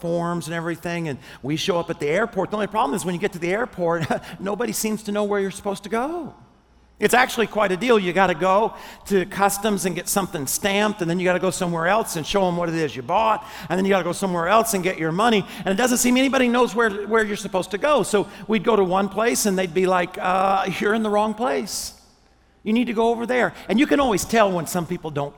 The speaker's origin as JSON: {"language": "English", "region": "Arkansas", "country": "United States", "said": "I'm from Arkansas"}